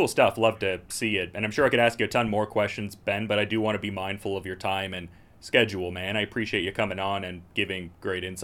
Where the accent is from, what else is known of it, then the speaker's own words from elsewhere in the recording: Canada; As a Canadian lad